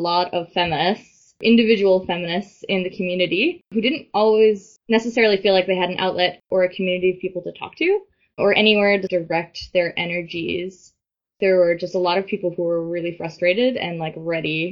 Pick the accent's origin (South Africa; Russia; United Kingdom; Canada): Canada; St. John's, Newfoundland and Labrador; moved away as an adult; also born or lived in Montreal; I moved home from Montreal. And my perspective really shifted. So I kind of made the choice to like stay here in St. John's